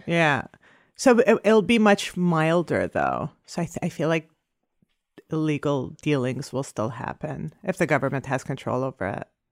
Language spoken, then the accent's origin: English; Canada; moved away; I'm Canadian